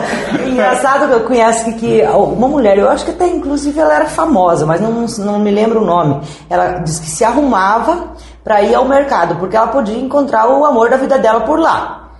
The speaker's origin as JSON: {"language": "Portuguese", "town": "São Miguel do Iguaçu", "region": "Paraná", "country": "Brazil", "tie": "born or raised there", "also_born_or_lived": "Inácio Martins", "moved": "as an adult", "said": "Sou de São Miguel, nascida em, eh, a nascida e criada em Santa Cruz do Ocoí, que é uma comunidade ao lado de Santa Rosa"}